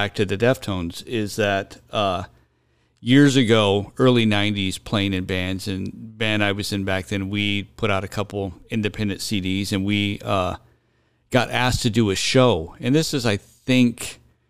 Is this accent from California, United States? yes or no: yes; Santa Barbara, California, United States; we're from Santa Barbara